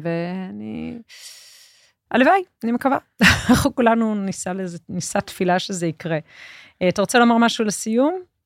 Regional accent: Jerusalem, Jerusalem District, Israel; אני ירושלמית

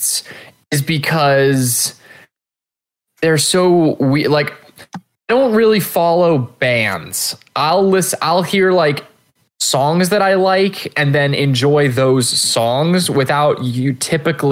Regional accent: United States; Not only am I American, I'm a homeschooled American.

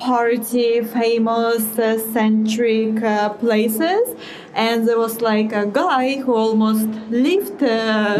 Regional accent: Vladivostok, Primorsky Krai, Russia; English is a second language; moved away as an adult; also born or lived in Playa del Carmen, Mexico; usually when I say that I'm from Russia, everyone says Moscow, St. Petersburg, and I was like, no, it's actually Vladivostok

